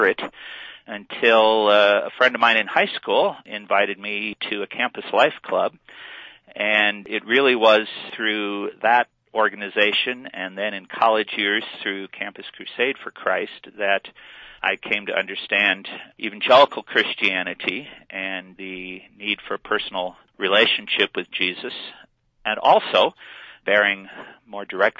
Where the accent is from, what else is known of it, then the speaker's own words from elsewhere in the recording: Western Illinois, United States; now in Colorado, United States; I was raised in Western Illinois in a Lutheran family